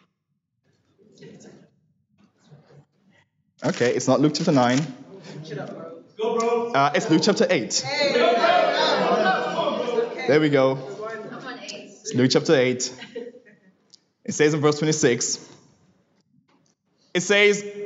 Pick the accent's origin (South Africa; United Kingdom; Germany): South Africa; Johannesburg, Gauteng; I grew up in Johannesburg, South Africa